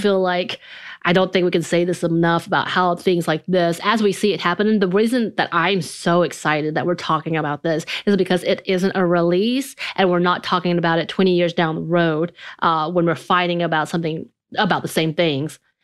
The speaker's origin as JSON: {"language": "English", "region": "the South", "country": "United States", "tie": "born or raised there", "said": "growing up in the South, uh, in a very country and rural area"}